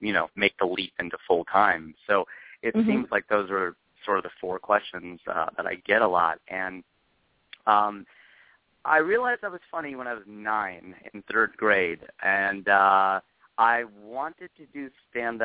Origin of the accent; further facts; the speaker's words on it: Cincinnati, Ohio, United States; moved away as an adult; now in Los Angeles, United States; I was born in Cincinnati, Ohio, and my parents are still there